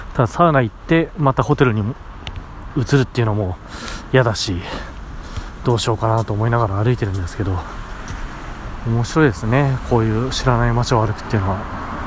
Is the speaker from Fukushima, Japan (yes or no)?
yes; Fukushima, Japan; moved away; 僕の実家、父母が住んでるところ、例えば福島とかで言うと